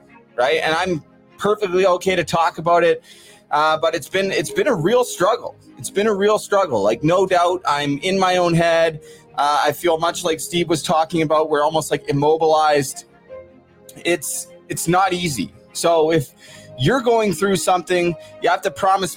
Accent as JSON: {"language": "English", "town": "Port Coquitlam", "region": "British Columbia", "country": "Canada", "tie": "born or raised there", "said": "I'm from Port Coquitlam."}